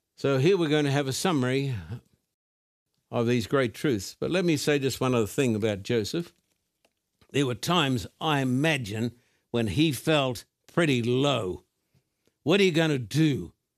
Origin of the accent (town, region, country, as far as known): Brisbane, Queensland, Australia; born or raised there; moved away